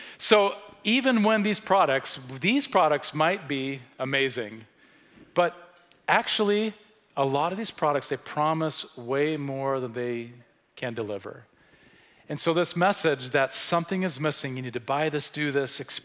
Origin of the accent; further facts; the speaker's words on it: Sweden; now in United States; I grew up in Sweden in the 1970s and early 80s